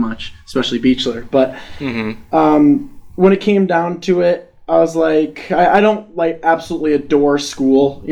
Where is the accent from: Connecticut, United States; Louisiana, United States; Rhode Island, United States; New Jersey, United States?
Connecticut, United States; moved away; I'm from Connecticut